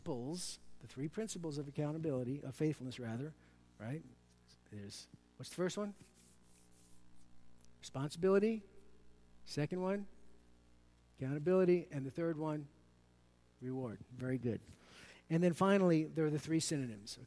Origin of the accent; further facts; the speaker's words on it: New York City, New York, United States; accent: Brooklynese; by my Brooklynese accent, I'm from New York City